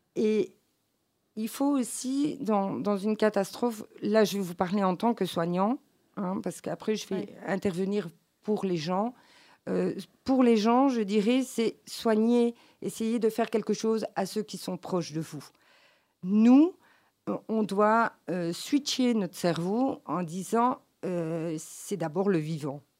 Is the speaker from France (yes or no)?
no; Belgium; je suis belge et née en Belgique